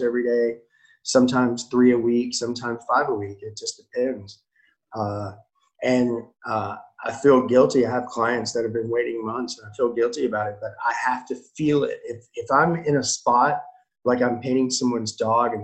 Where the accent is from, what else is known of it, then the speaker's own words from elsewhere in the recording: Nashville, Tennessee, United States; I'm from Nashville